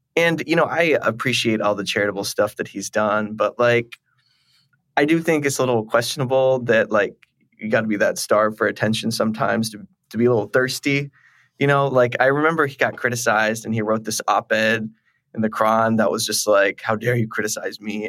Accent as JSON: {"language": "English", "region": "Texas", "country": "United States", "said": "as a Texan"}